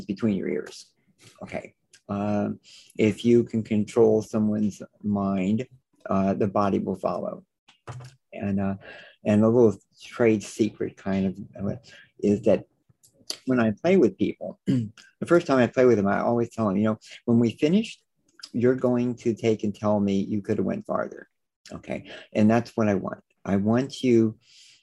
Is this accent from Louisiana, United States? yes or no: yes; New Orleans, Louisiana, United States; now in Los Angeles, United States; I was born down in New Orleans. So I was, you know, was raised with manners and things like that.